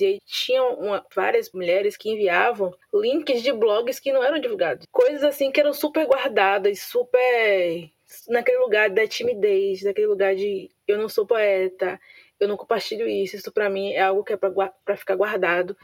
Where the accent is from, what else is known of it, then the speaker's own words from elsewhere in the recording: Santo Amaro, Bahia, Brazil; eu sou de Santo Amaro, não sou de Salvador